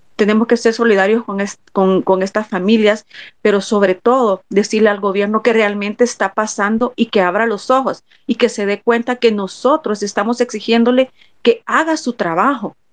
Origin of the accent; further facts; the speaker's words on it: El Salvador; como salvadoreños